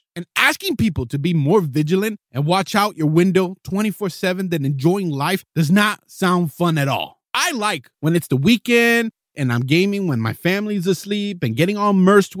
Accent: South Florida, United States; moved away as an adult; also born or lived in Key West / Buford, Georgia / Fort Meade, Maryland / Silverdale, Washington; now in Irvine, United States; We are a military family. I was born and raised in South Florida and also lived in Key West as part of one of our tours.

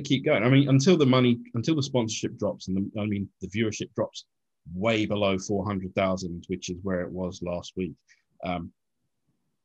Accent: United Kingdom; we're British.

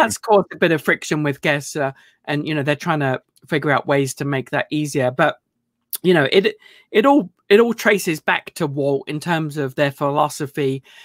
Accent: United Kingdom; moved away; I mean, I'm still British

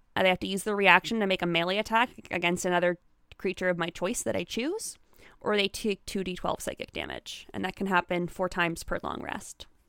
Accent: Canada; I'm Canadian

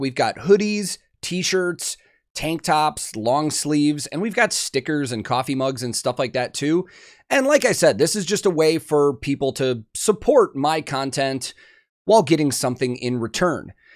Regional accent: near Chicago, Illinois, United States; I grew up near Chicago, but far enough outside of it that the town I grew up in was, like, five thousand

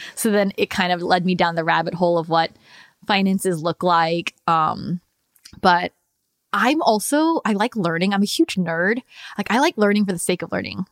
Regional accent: United States; how I grew up in the United States and them being immigrants

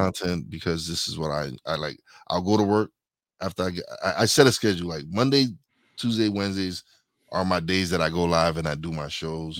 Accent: New York City, New York, United States; we're from East New York, Brooklyn

